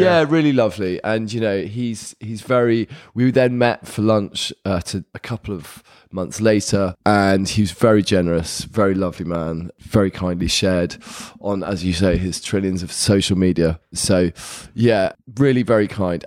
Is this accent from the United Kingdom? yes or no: yes; London, United Kingdom; moved away as an adult; was born in Hammersmith, and then we had a place, uh, just in Clapham in the early eighties